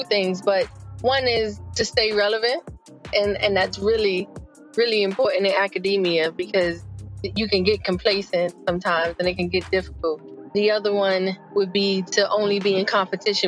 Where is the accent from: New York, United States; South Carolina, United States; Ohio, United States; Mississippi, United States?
New York, United States; New York City; moved away as an adult; also born or lived in North Carolina / Washington, D.C.; I am originally from the Bronx, New York